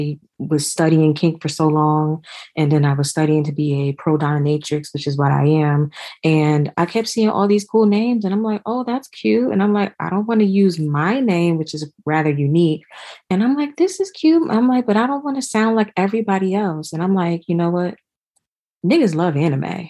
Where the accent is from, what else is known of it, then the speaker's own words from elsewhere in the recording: New Jersey, United States; now in Georgia, United States; I eventually moved to Georgia because I'm originally from New Jersey